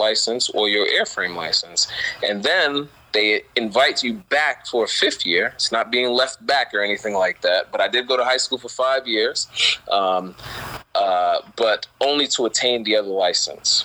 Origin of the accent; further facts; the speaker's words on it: New York City, New York, United States; I grew up in Brooklyn